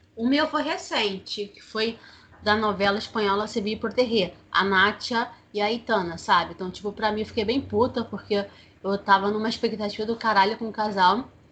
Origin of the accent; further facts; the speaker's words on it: Rio de Janeiro, Brazil; tenho 31 anos, sou carioca.